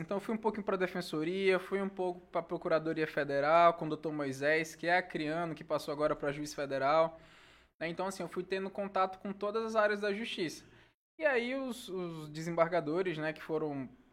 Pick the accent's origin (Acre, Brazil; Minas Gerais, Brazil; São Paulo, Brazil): Acre, Brazil; Senador Guiomard; moved away as an adult; now in Rio Branco, Brazil; só não tá na certidão de nascimento, mas praticamente eu sou mesmo de Senador Guilmar